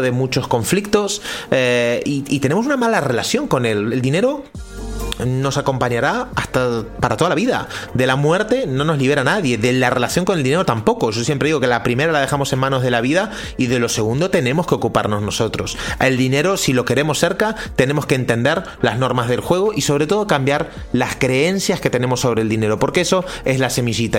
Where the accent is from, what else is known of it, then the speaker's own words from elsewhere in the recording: Argentina; also born or lived in Central America; now in Spain; yo soy argentino, hace 20 años que vivo en España